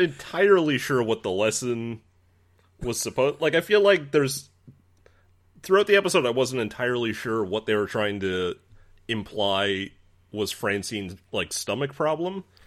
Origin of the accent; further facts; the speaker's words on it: Newfoundland and Labrador, Canada; moved away; I'm originally from Newfoundland